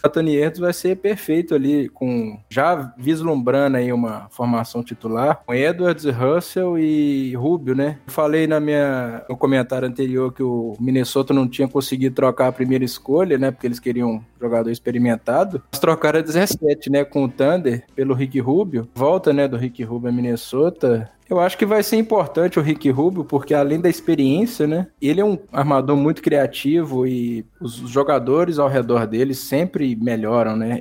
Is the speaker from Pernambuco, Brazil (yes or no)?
no; Belo Horizonte, Minas Gerais, Brazil; Eu sou de Belo Horizonte